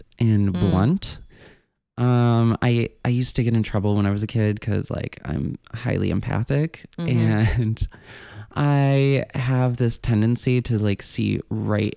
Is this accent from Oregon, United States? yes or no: no; Northern Illinois, United States; moved away as an adult; also born or lived in southern Minnesota / Germany; now in New York, United States; Moved to Northern Illinois when I was 10